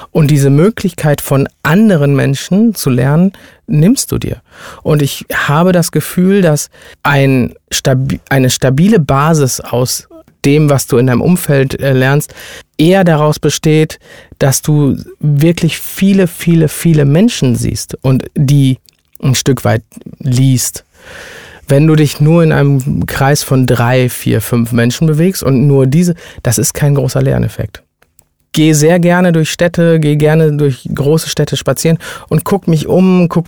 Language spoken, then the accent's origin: German; India; Ich bin ja Inder, ne?